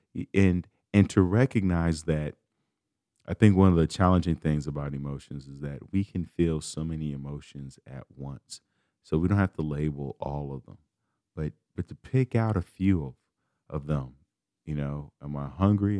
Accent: Chicago, Illinois, United States; I'm from Chicago

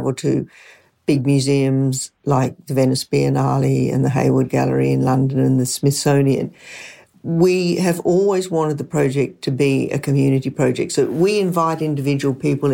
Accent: Brisbane, Queensland, Australia; we grew up in Brisbane, Australia, which is the state where the Great Barrier Reef is.

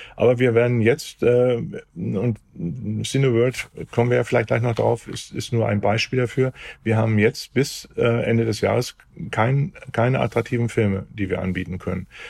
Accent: Hamburg, Germany; bei uns in Hamburg

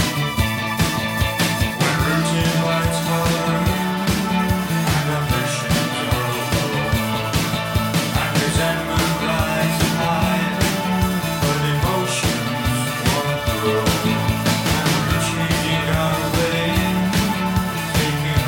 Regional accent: small town Pennsylvania, United States; I was in small town Pennsylvania

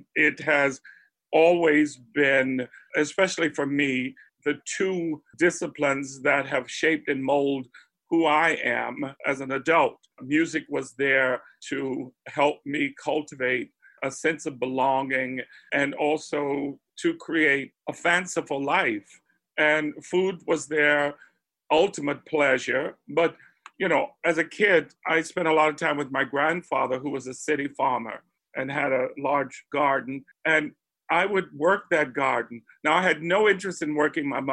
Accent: Spartanburg, South Carolina, United States; I grew up in Spartanburg, South Carolina, already a transplant from the family's foundational birthplace, which was Charleston and Beaufort and the Gullah Islands.

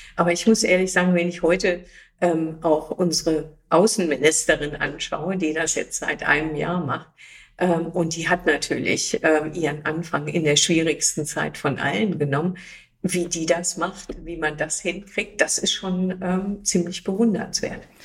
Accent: Germany; moved away as an adult; now in Canada; als Deutsche

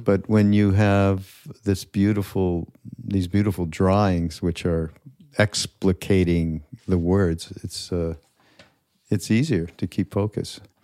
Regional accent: Canada; now in United States; Canadian. I'm from Canada

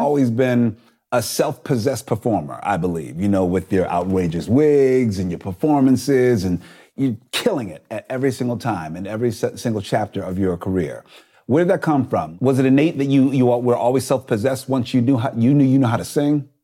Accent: Philadelphia, Pennsylvania, United States; I grew up in Philadelphia

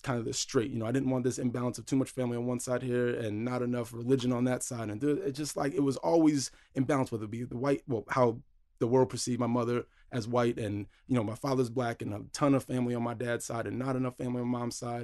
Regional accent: Atlantic City, New Jersey, United States; born or raised there; also born or lived in Las Vegas / Somerville; now in Boston, United States

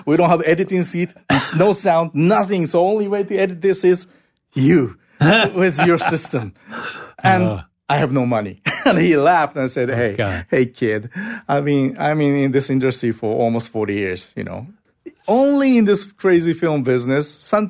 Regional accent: Osaka, Japan; So we had nowhere to go. So we went south to my hometown.

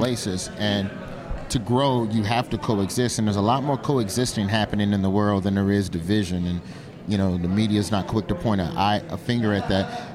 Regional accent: Alabama, United States; moved away; Alabama, my home state.

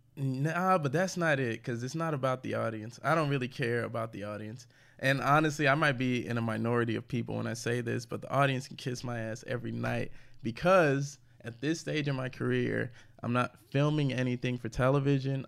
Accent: St. Louis, Missouri, United States; also born or lived in Houston, Texas; I grew up in Saint Louis

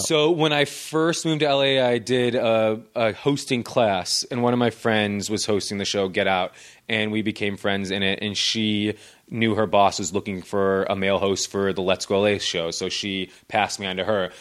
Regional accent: Naperville, Illinois, United States; moved away as an adult; also born or lived in Boston; now in Los Angeles, United States; I'm originally from Naperville, Illinois.

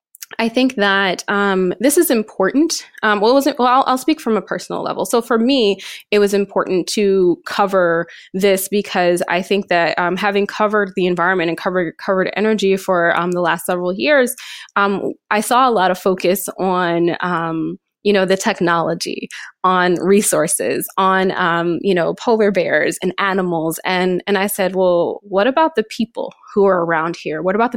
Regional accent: Flint, Michigan, United States; So I am born and raised in Flint, Michigan. My mom still lives in the house that I grew up in.

